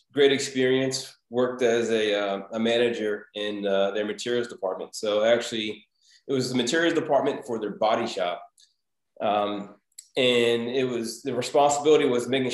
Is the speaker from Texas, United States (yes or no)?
no; Baltimore, Maryland, United States; a startup that was in my hometown of Baltimore